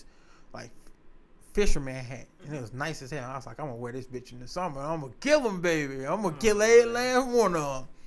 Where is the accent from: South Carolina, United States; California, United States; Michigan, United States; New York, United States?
Michigan, United States; Detroit; I'm a nigga from the East Side, baby. Hey, that Mac and Bewick area.